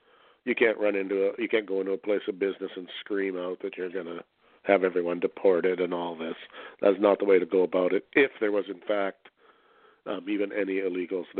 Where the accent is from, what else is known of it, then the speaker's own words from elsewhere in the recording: Canada; being a Canadian